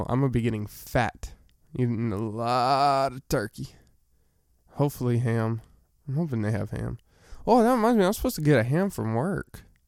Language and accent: English; Arkansas, United States; I'm from Arkansas